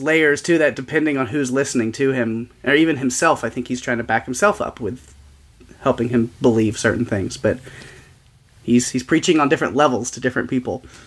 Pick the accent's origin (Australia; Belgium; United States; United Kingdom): United States; the South; growing up in the South and evangelical stuff